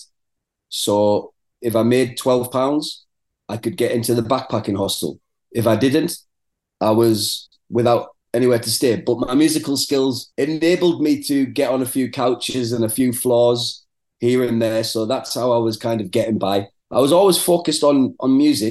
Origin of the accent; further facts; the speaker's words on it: Middlesbrough, North East England, United Kingdom; moved away as an adult; also born or lived in Manchester; predominantly in Middlesbrough, which is my hometown.